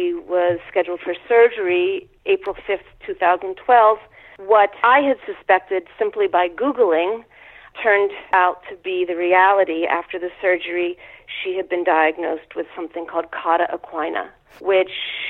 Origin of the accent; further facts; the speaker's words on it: Pittsburgh, Pennsylvania, United States; now in New York, United States; I grew up in Pittsburgh, Pennsylvania.